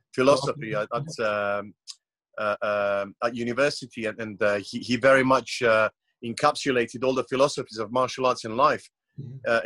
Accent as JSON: {"language": "English", "country": "Croatia", "tie": "born or raised there", "said": "I was born in Croatia. It's it's a very small country, only 4.5 million population, yep. in a very small coastal town."}